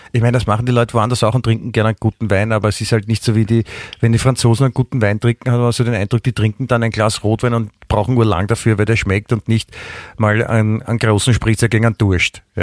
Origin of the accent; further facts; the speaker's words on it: Klosterneuburg, Lower Austria, Austria; Ich, ich bin ja, ich bin ja äh, in, in Klosterneuburg groß geworden.